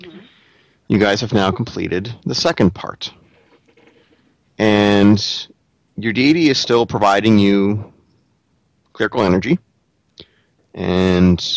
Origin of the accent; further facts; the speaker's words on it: New England, United States; I'm from New England